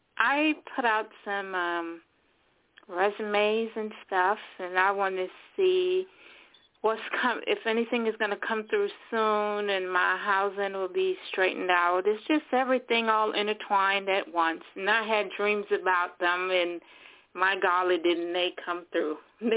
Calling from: Florida, United States; I'm calling from Florida.

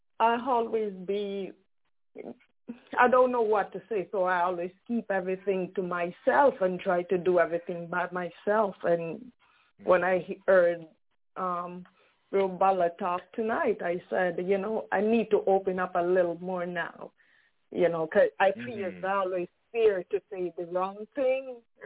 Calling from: Brooklyn, New York, United States; from Brooklyn, New York.

